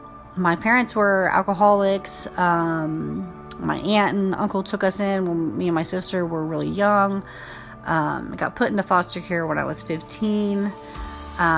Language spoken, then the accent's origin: English; Indiana, United States; I am 32 years old. I have three beautiful children, and I came from Indiana.